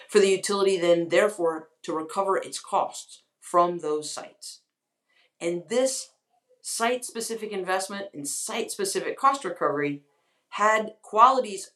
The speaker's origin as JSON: {"language": "English", "region": "North Carolina", "country": "United States", "tie": "born or raised there", "also_born_or_lived": "Washington, D.C.", "moved": "as an adult", "said": "I grew up in North Carolina. I'm deeply devoted to my home state, but I had moved to Washington, D.C. 10 years ago, well, now, gosh, 14"}